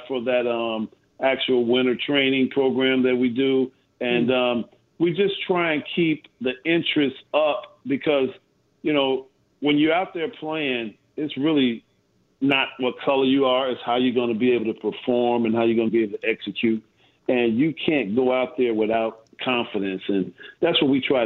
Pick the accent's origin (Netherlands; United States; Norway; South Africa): United States; Chicago, Illinois; I've been a Southsider growing up on the South Side